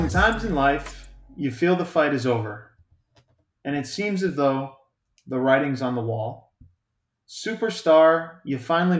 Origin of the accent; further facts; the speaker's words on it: United States; We do enjoy our friends up there, but no, we're Yanks and Yank transplants.